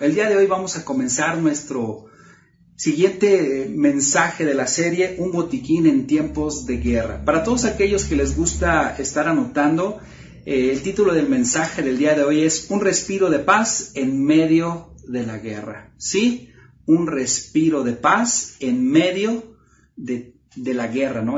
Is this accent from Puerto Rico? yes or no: no; Mexico; cuando éramos niños, aquí en México jugábamos las traes